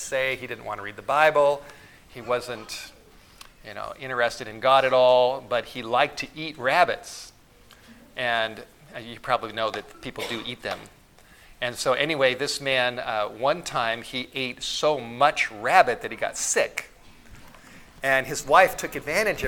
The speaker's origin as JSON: {"language": "English", "town": "Los Angeles", "region": "California", "country": "United States", "tie": "born or raised there", "moved": "yes", "lives_now": "Priest River, United States", "said": "When I was a boy growing up in the Hollywood Hills of Southern California"}